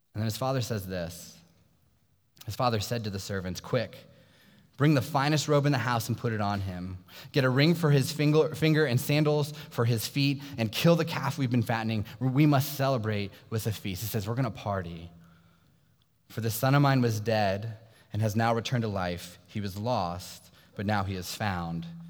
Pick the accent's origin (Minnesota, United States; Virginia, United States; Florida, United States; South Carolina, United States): Virginia, United States; Sterling; I grew up in Sterling, Virginia, which is a small suburb about 45 minutes south of here in Loudoun County